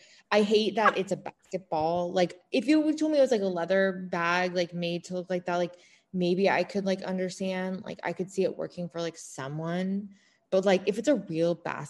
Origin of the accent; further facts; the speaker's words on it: Illinois, United States; I am originally from Illinois, though, so I was right next